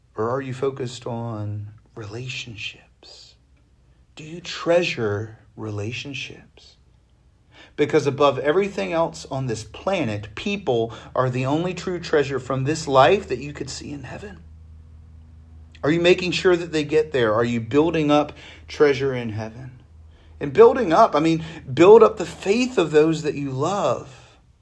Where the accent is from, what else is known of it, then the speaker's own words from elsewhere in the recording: Virginia Beach, Virginia, United States; I grew up in Virginia Beach